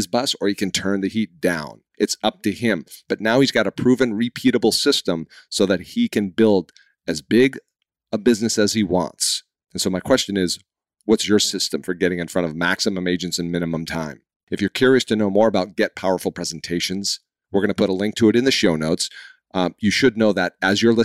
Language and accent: English; Boston, Massachusetts, United States; I'm from Boston